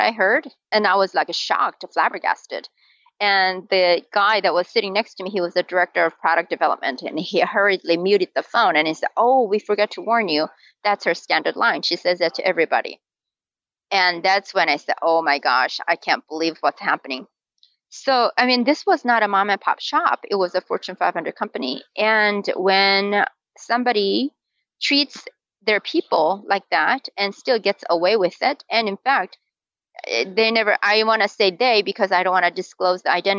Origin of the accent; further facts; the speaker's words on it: South Korea; moved away as an adult; now in Utah, United States; I live in Utah, and I was born and raised in Korea. So I came here to go to school in college as a college student.